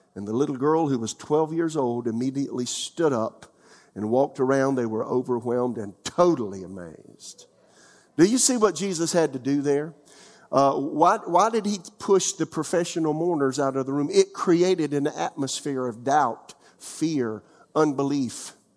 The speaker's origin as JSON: {"language": "English", "country": "United States", "tie": "born or raised there", "also_born_or_lived": "Florida / South Carolina", "said": "I'm a little country boy, uh, from the, from, from the out of town area of my hometown, Florida and South Carolina."}